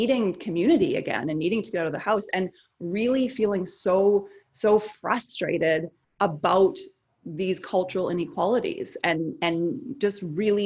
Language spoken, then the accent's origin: English; Canada; now in United States; I'm Canadian